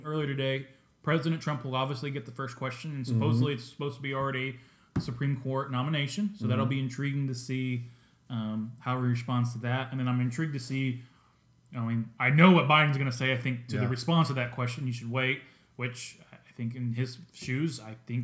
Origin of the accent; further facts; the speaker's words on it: United States